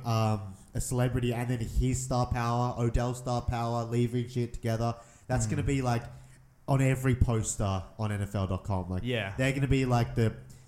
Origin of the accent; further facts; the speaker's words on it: Sydney, New South Wales, Australia; born and raised in Sydney, like a good part of Sydney